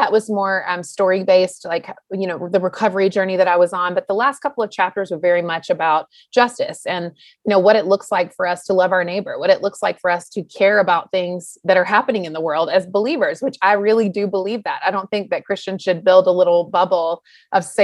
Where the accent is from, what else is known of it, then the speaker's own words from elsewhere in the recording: North Carolina, United States; I was born and raised in the Southeast in North Carolina, and I loved it.